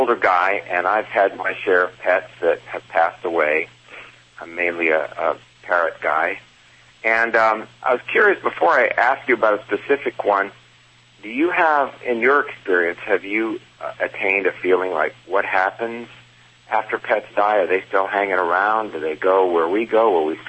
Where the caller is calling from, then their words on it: California, United States; I'm calling from Southern California.